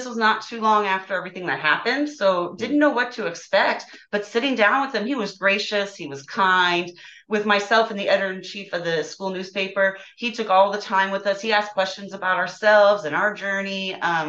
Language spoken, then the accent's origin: English; Long Beach, California, United States; No, I was raised in Long Beach.